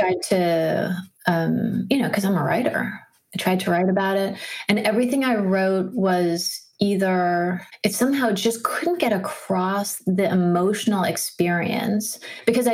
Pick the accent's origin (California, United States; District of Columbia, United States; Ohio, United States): District of Columbia, United States; Washington; I grew up in Washington, D.C.